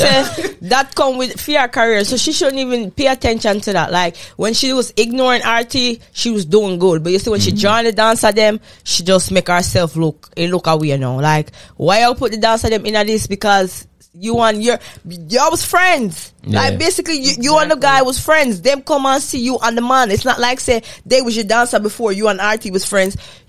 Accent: Fort Lauderdale, Florida, United States; I'm from Fort Lauderdale.

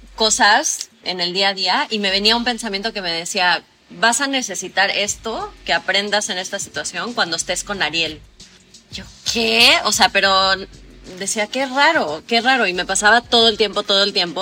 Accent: Mexico; yo soy de México

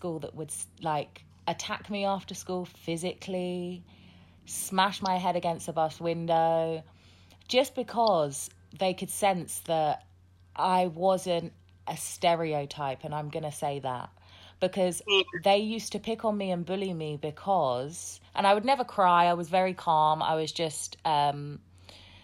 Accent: Hertfordshire, East of England, United Kingdom; also born or lived in Southeast London / Sierra Leone; I grew up in Hertfordshire

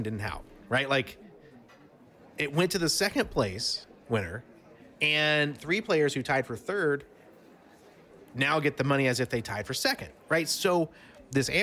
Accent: Alabama, United States; I'm a redneck from Alabama

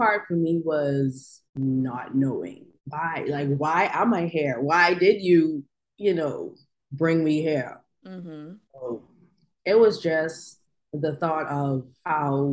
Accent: Bahamas; now in Oklahoma City, United States; I am from the Bahamas. I recently reside in Oklahoma City.

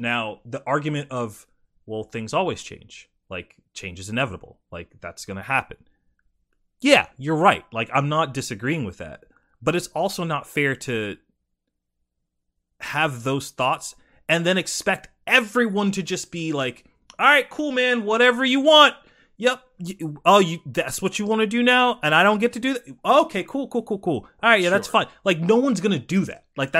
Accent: South Carolina, United States; Like, and this could be from growing up in South Carolina and, like, being exposed to that, like, heavily.

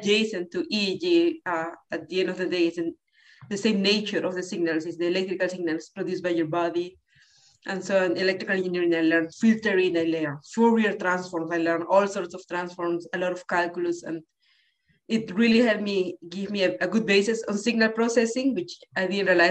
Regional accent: Lima, Peru; moved away as an adult; now in Boston, United States; I grew up in Lima, Peru.

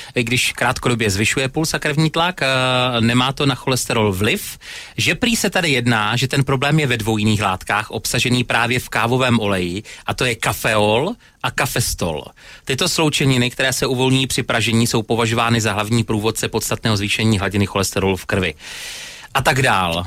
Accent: Opava, Moravian-Silesian Region, Czechia; u nás v Opavě

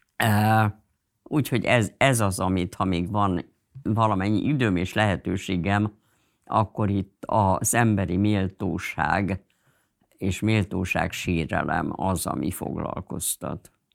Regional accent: Budapest, Hungary; Pesti is voltam, tehát az, hogy egy cigarettázó Pesti zsidó lány

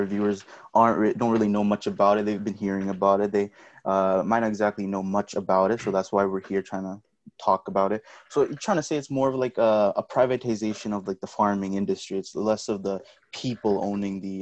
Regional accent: Pakistan; I'm Pakistani

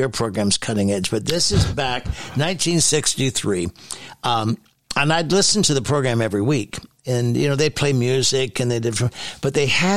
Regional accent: Hamilton, Ontario, Canada; now in Ottawa, Canada; I was born in Hamilton, Ontario, and then our family moved out in the country.

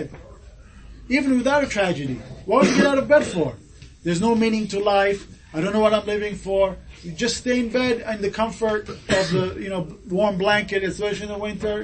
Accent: Japan; moved away; I came from Japan. I grew up in Japan.

